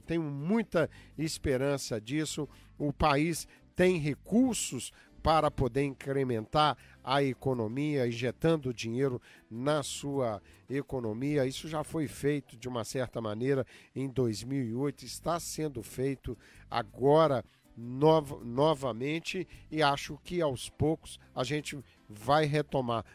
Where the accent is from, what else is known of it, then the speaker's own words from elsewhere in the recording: Brazil; now in United States; desde a minha juventude lá no Brasil